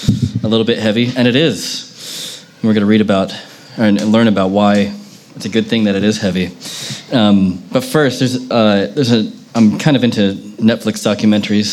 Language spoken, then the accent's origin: English; United States; I was born in America